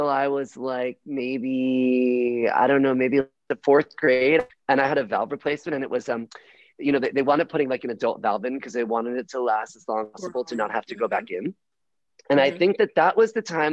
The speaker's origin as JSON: {"language": "English", "town": "Miami", "region": "Florida", "country": "United States", "tie": "born or raised there", "said": "I was born in Miami on South Beach, which made me a homo from birth"}